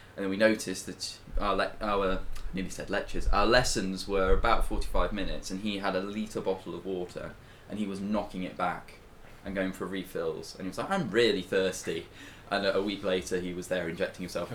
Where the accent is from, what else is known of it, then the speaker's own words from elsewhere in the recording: United Kingdom; we are British and proud